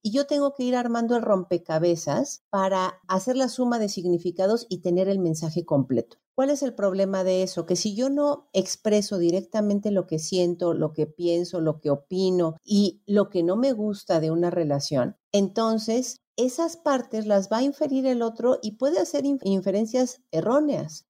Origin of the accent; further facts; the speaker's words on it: Mexico; nosotros, mm, en particularmente los mexicanos